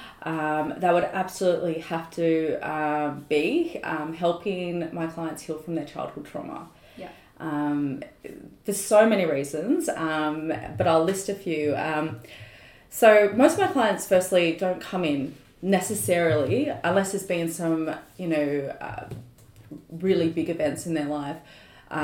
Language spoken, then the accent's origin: English; Sydney, New South Wales, Australia; also born or lived in London; Born and raised in the Northern Beaches, though I did spend about 4 years living in London at some point